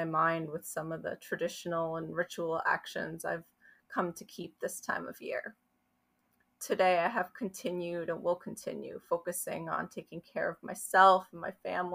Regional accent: New Jersey, United States; I live in New Jersey. I grew up in New Jersey.

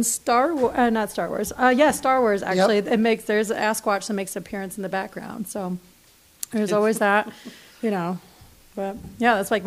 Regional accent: Detroit, Michigan, United States; also born or lived in Gladwin, Michigan; I moved from Detroit to mid-Michigan when I was a freshman in high school

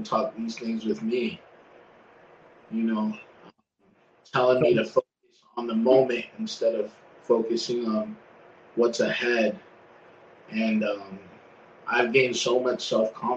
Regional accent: Florida, United States; I'm from Florida. I grew up in Florida my whole life.

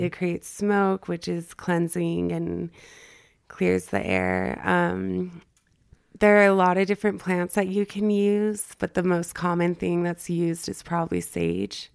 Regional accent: El Paso, Texas, United States; moved away as an adult; also born or lived in Northern California; now in Utah, United States; I grew up in El Paso, Texas. Um, I moved to Northern California when I was eighteen and lived there for about nine or ten years, and now I'm here in Utah

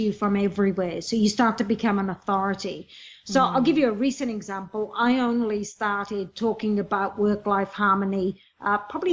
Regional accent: Wales, United Kingdom; moved away as an adult; now in Australia; I come from Wales, a low socioeconomic environment. Came to Australia when I was 18

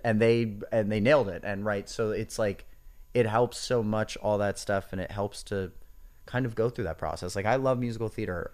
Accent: Hoboken, New Jersey, United States; I grew up in Hoboken, New Jersey

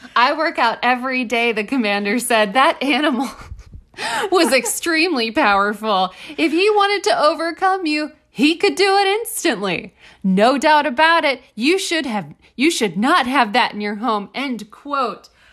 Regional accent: Austin, Texas, United States; as a Texan

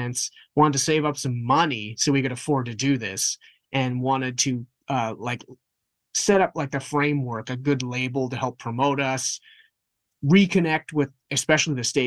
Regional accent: Winnipeg, Manitoba, Canada; we're from Winnipeg

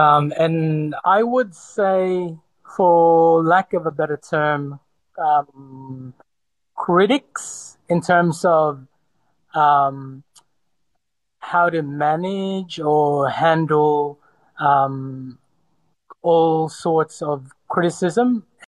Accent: Sydney, New South Wales, Australia; also born or lived in Cebu, Philippines; Sydney, although I was born in the Philippines, in Cebu, but I was, for the most part, raised in Sydney from the age of 10 or 11.

